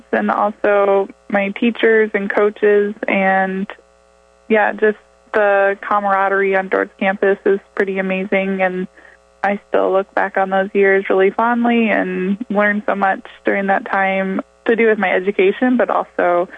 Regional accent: Sheldon, Iowa, United States; I grew up in Sheldon, Iowa

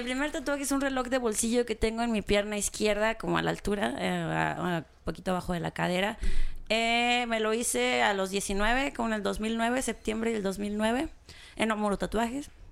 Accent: Gómez Farías, Chihuahua, Mexico; also born or lived in Cuauhtémoc, Chihuahua / Mexico City; nací en Cuauhtémoc y viví 14, los primeros 14 años de mi vida en un pueblito que se llama Gómez Farías

